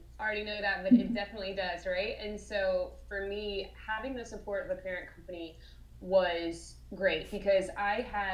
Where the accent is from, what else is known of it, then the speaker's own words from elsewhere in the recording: Alabama, United States; moved away as an adult; now in Orlando, United States; I'm born and raised in Alabama, graduated from the University of Alabama